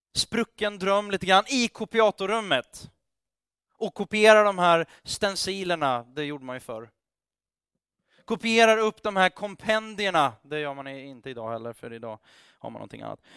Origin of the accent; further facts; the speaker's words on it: Sweden; Vi är ju svenskar